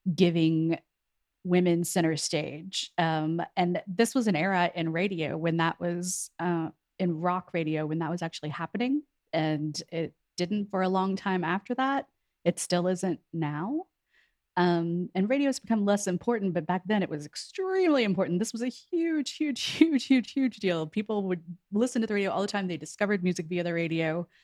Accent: near Houston, Texas, United States; moved away as an adult; also born or lived in New York; I'm from Texas, I'm from near Houston

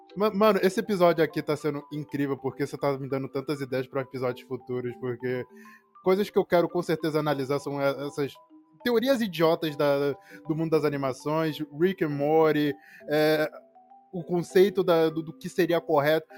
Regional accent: Angola; also born or lived in Salvador, Brazil; eu nasci em Salvador, em 97, e a minha mãe teve a ideia: não, quero que meu filho cresça perto dos avós, perto da, da minha família, então vamos para Angola

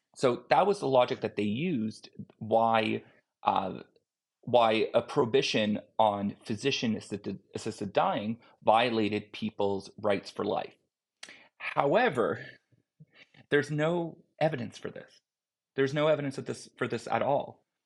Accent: Canada; I'm a Canadian citizen

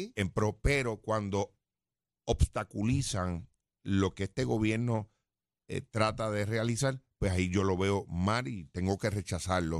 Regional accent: Jayuya, Puerto Rico; de mi pueblo

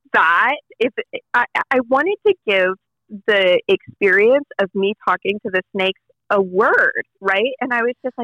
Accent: Johannesburg, Gauteng, South Africa; also born or lived in Denver, United States; now in United States; I was born in Denver, but raised in public schools in Johannesburg

